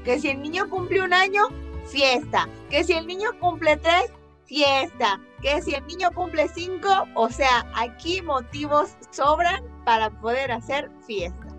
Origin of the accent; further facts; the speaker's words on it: Mexico; encanta de ser mexicana